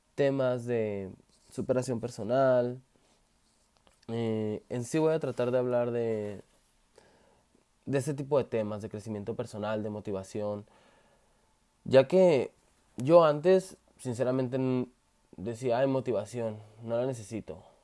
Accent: Sonora, Mexico; soy originario de México, precisamente del estado de Sonora

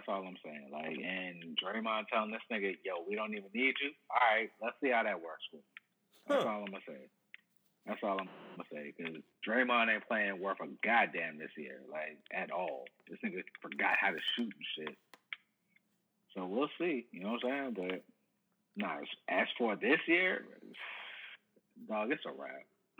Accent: Nashville, Tennessee, United States; I'm from West Nashville.

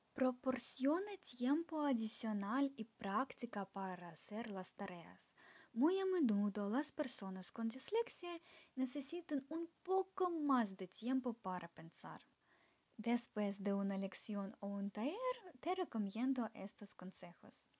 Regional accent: Ukraine; soy de Ucrania

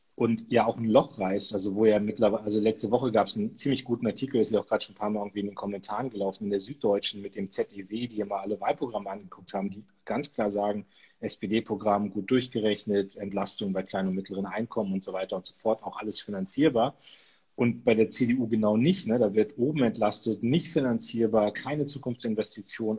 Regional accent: Munster, Lower Saxony, Germany; meine Heimatstadt Munster kenne ich gut

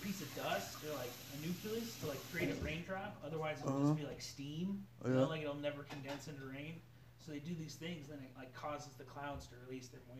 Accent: Montana, United States; when I was growing up in Montana

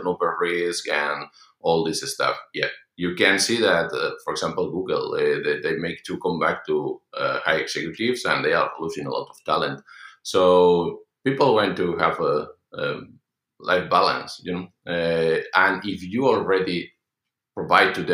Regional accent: Madrid, Community of Madrid, Spain; in Spain, I'm from Madrid

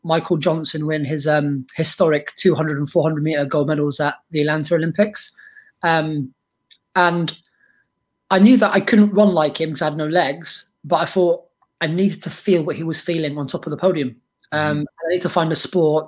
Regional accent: London, United Kingdom; also born or lived in Lebanon; as a kid growing up in North London

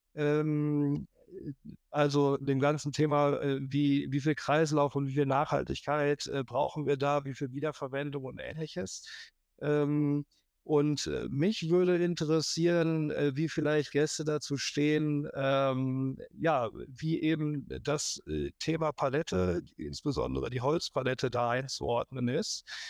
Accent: Münster, North Rhine-Westphalia, Germany; nach Münster, wo ich herkomme

